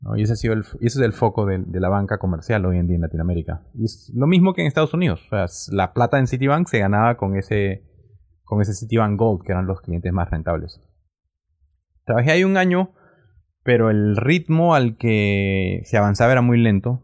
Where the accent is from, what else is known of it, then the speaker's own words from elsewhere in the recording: Peru; nací en Perú